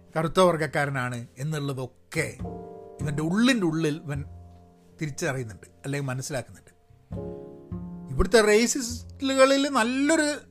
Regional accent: Malayali, Kerala, India; moved away as an adult; now in United States; ഞാൻ മലയാളിയാണ്

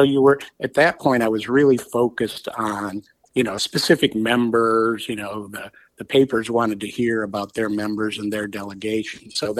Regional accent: Illinois, United States; moved away as an adult; also born or lived in Florida; now in Washington, D.C., United States; worked at little papers, one in LaSalle, Illinois, very close to my hometown.

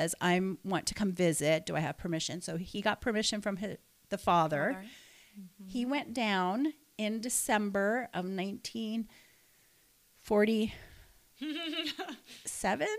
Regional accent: Canada; moved away; I'm Canadian. I was Canadian born, but I was actually first generation Canadian born

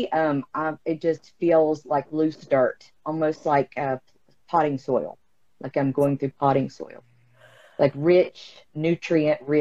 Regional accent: West Virginia, United States; Oh, I'm from West Virginia.

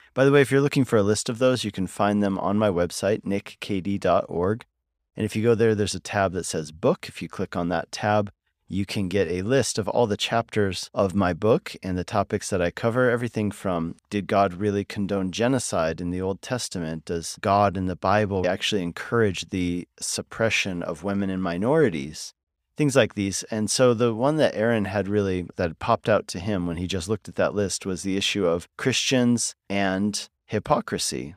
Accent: Colorado, United States; I grew up in Colorado

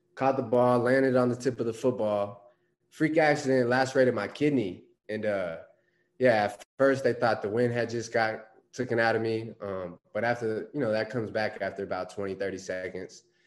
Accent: Phoenix, Arizona, United States; I'm actually born and raised in Phoenix. Um, grew up here, went to high school at Boulder Creek High School, about 30 minutes north of Phoenix

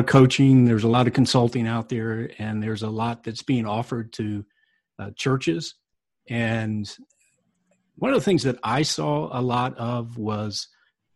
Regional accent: North Carolina, United States; I grew up in North Carolina, and my family was part of the church

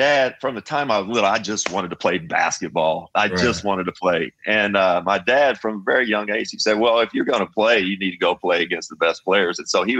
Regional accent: Kentucky, United States; growing up in Kentucky.

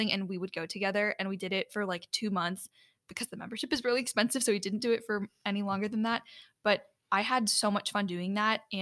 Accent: Chicago, Illinois, United States; originated in my hometown area in the Chicago area.

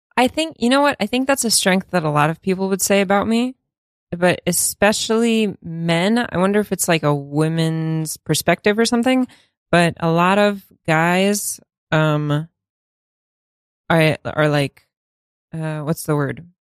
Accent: Russia; now in United States; I'm from Russia

